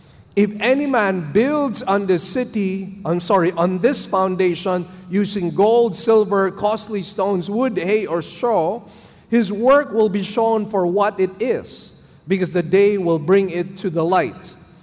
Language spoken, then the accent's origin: English; Manila, Metro Manila, Philippines; English is a second language; my wife and I came here. We came from Manila. We did not really understand the Cebuano dialect. I actually had to learn the language myself for about 2 years.